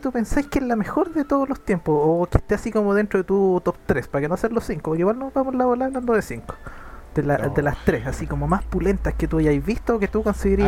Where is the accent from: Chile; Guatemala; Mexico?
Chile; somos bacán los chilenos